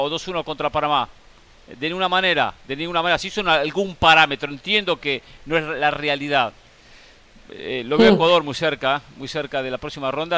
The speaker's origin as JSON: {"language": "Spanish", "country": "Argentina", "said": "como argentino"}